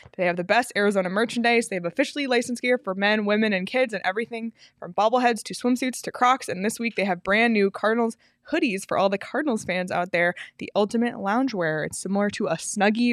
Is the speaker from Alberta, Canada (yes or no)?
no; Toronto, Ontario, Canada; I'm from Toronto